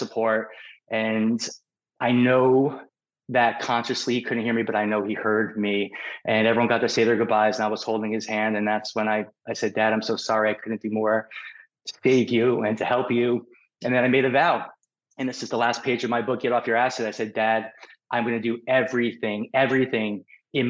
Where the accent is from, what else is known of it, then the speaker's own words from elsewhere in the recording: New York City, New York, United States; moved away as an adult; now in Newport Beach, United States; I'm a New Yorker